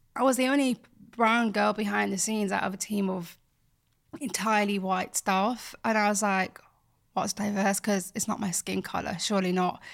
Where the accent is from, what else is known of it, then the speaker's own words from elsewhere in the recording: Bradford, Yorkshire and the Humber, United Kingdom; moved away; from Bradford, and I grew up there, born there, raised there